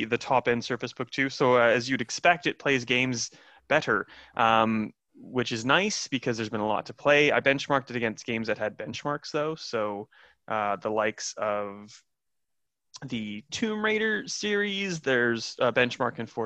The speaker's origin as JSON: {"language": "English", "town": "Saskatoon", "region": "Saskatchewan", "country": "Canada", "tie": "born or raised there", "moved": "yes", "said": "I miss my hometown. I can't go to Canada."}